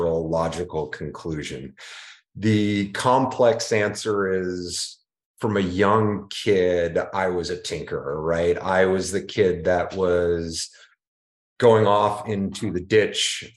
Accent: Phoenix, Arizona, United States; I'm a Phoenix native. In fact, I'm third generation from Phoenix, Arizona

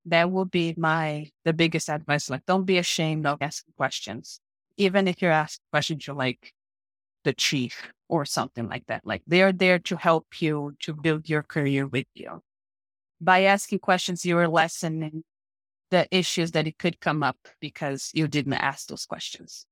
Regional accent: Paraíba, Brazil; English is a second language; moved away as an adult; now in United States; I am from a small town in Brazil, located, like, on the northeast of Brazil, called State of Paraíba

